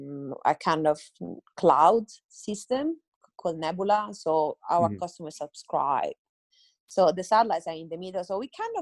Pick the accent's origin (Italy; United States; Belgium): Italy; now in Adelaide, Australia; I'm Italian.